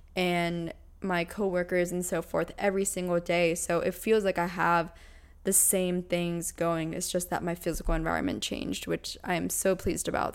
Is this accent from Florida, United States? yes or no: no; Pennsylvania, United States; moved away as an adult; also born or lived in Orange County, California; now in Los Angeles, United States; I was born and raised in Pennsylvania